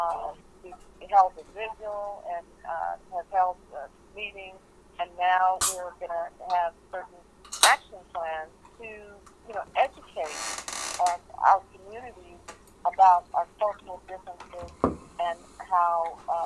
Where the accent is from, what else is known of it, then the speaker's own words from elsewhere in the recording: United States; first language Korean; English is a second language; also born or lived in Seoul, South Korea; I came to the United States when I was about 6 years old